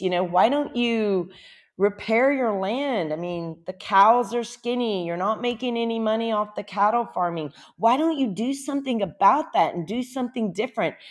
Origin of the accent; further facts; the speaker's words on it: Louisiana, United States; moved away as an adult; also born or lived in Lafayette, Louisiana; now in Costa Rica; I'm from Louisiana